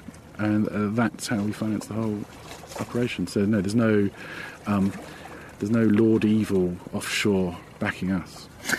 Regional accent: Ireland; now in United Kingdom; Because we're Irish, and everyone wants to go home in the end.

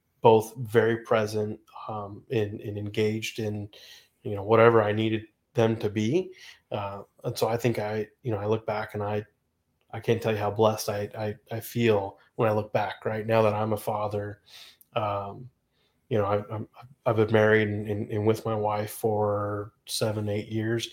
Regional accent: West Coast, United States; I grew up on the West Coast

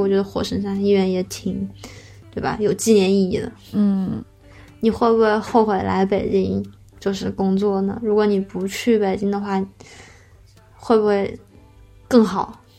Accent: Wuhan, Hubei, China; 我们武汉人

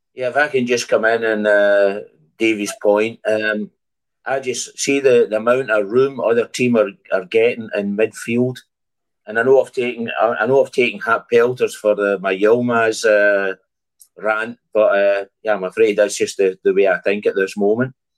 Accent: Scotland, United Kingdom; now in Germany; I'm Scottish. I'm Scottish. Uh, I just live in Germany.

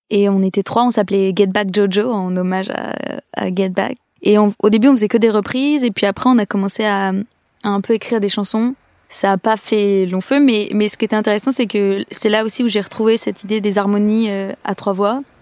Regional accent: Lacoste, Provence-Alpes-Côte d'Azur, France; also born or lived in Clamart; Moi, je suis née en 1992. Je suis née à Clamart, mais j'ai grandi dans le sud-est de la France, dans un tout petit village dans le Vaucluse qui s'appelle Lacoste.

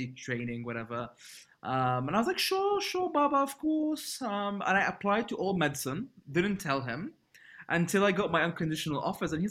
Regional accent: Libya; moved away as an adult; growing up in Libya, where I'm from

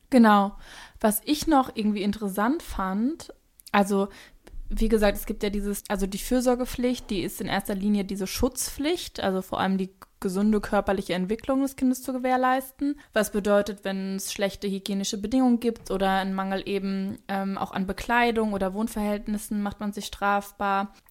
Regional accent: Hesse, Germany; accent: Hessian; wie sehr mein hessischer Akzent durchkam

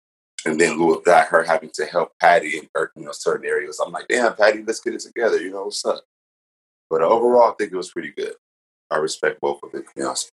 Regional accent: Compton, California, United States; also born or lived in Long Beach; I grew up in Compton in L.A., being that's where my family is based from. So I was born in Long Beach, but I was raised in the city of Compton in L.A., being that's where my mom and dad are from.

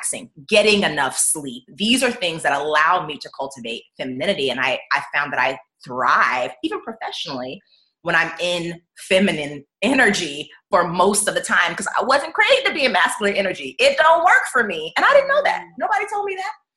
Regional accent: Jacksonville, Florida, United States; moved away as an adult; now in Seattle, United States; back home, I'm from Jacksonville, Florida

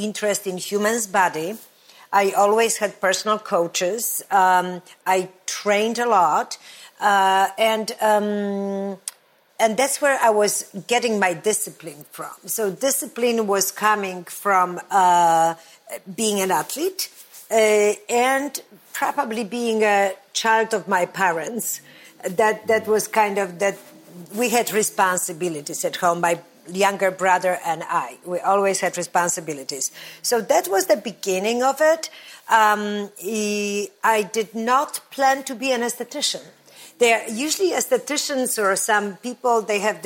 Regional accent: Olecko, Warmian-Masurian Voivodeship, Poland; moved away; also born or lived in Warsaw; I come from this beautiful touristy area, Olecko. And that's where I grew up.

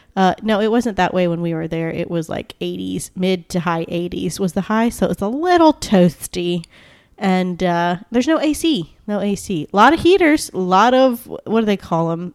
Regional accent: United States; I'm a stupid American

